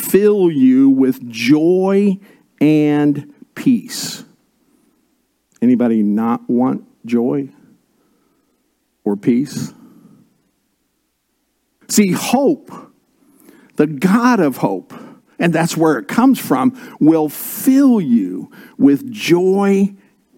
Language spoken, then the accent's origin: English; Indiana, United States; I was born and raised in Indiana